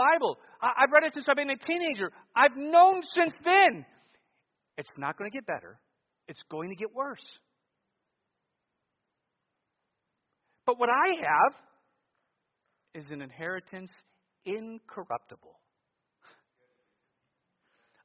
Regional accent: United States; being an American

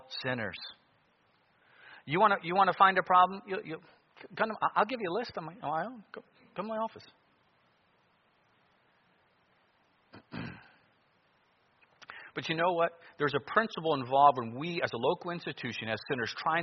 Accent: Cleveland, Ohio, United States; now in Anchorage, United States; I grew up in Cleveland and I'm in Alaska

